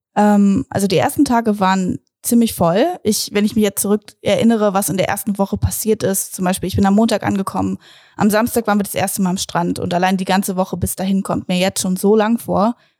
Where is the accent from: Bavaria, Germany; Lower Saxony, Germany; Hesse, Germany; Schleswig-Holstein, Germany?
Lower Saxony, Germany; Braunschweig; ich komme aus Braunschweig